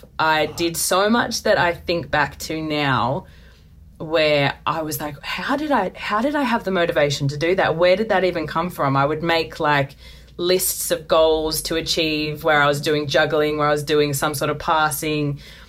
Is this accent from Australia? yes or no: yes; Melbourne, Victoria, Australia; You know, growing up in Melbourne, we were massive AFL fans.